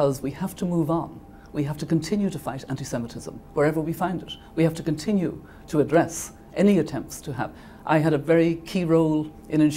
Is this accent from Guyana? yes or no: no; Ireland; moved away as an adult; now in New York, United States; It's a second home to me as an Irish person.